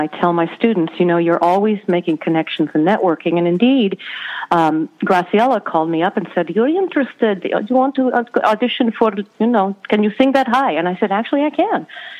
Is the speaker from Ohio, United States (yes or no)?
no; Colorado, United States; also born or lived in Denver; Well, we grew up in Colorado. I grew up in Denver, in Colorado Springs.